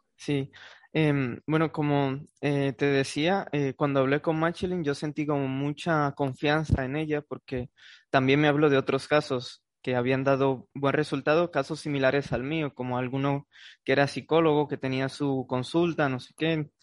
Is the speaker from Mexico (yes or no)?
no; Santo Domingo, Dominican Republic; moved away as an adult; now in Spain; de Santo Domingo